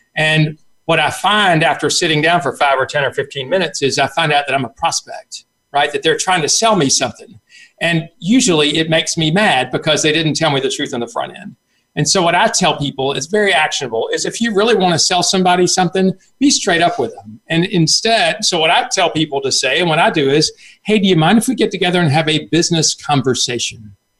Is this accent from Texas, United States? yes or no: no; South Carolina, United States; I grew up in in South Carolina